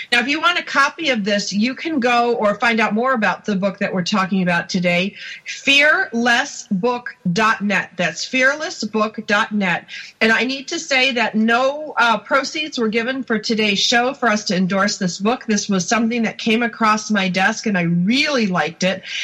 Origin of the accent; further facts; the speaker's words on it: outside of Buffalo, New York, United States; I grew up outside of Buffalo